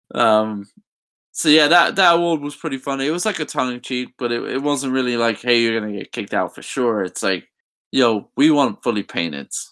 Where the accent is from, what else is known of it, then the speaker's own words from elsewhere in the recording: England, United Kingdom; moved away as an adult; I'm from England